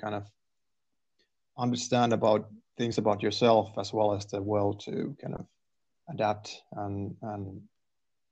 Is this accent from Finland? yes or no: yes; Turku, Southwest Finland, Finland; also born or lived in Raisio, Finland / Canada / England; I was born in Raisio, actually. And so that's quite a small town next to Turku. So I'm from there. But I've lived in Turku for most of my life so far.